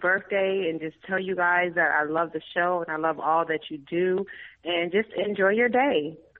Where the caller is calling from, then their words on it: Atlanta, Georgia, United States; I'm calling from Atlanta, Georgia.